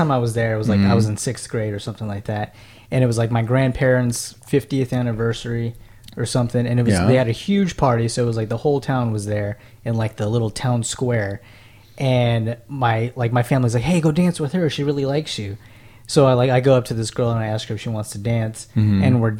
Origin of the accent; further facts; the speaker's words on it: Las Vegas, Nevada, United States; And I was born and raised in Las Vegas